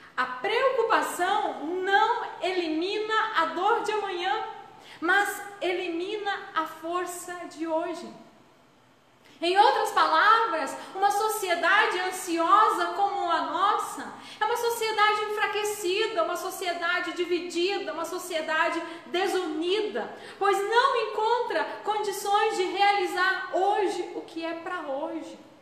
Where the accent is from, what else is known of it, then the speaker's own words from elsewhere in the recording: Brazil; nós brasileiros